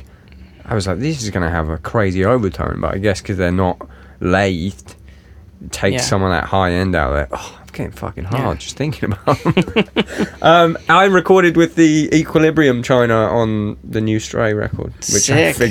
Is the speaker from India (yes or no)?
no; England, United Kingdom; Dual, if you're American. Dual. Yeah, sorry, dual. I'm English.